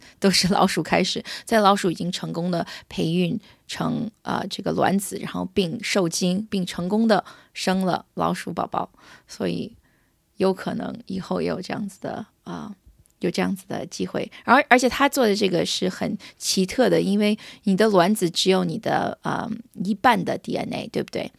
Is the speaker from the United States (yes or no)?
yes; United States; 我在美国长大的